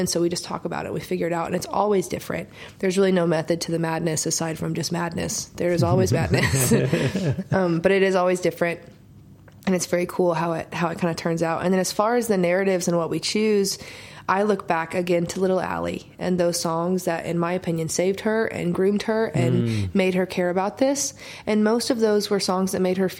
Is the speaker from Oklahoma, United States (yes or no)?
yes; Oklahoma, United States; now in Nashville, United States; growing up in Oklahoma and writing by myself all the time